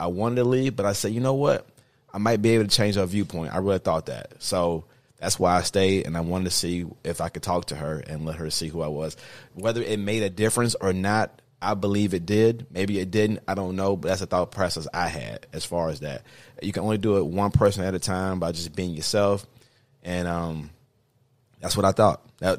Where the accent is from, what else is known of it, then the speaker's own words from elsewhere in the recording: Mobile, Alabama, United States; Ultimately, I grew up in Mobile, Alabama.